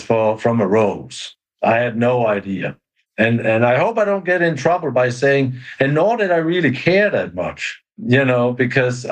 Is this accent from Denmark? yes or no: yes; Denmark; moved away as an adult; now in Brevard County, Florida, United States; we've been brought up with that in Denmark